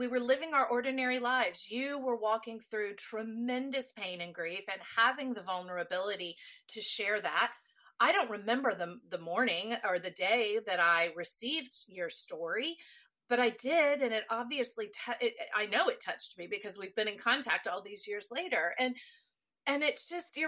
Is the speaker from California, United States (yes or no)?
no; Texas, United States; I am a native Texan